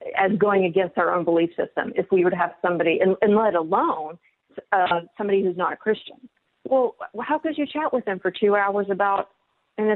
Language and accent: English; Maryland, United States; moved away as an adult; also born or lived in Orlando / Los Angeles / Washington, D.C.; now in Pittsburgh, United States; I grew up in Maryland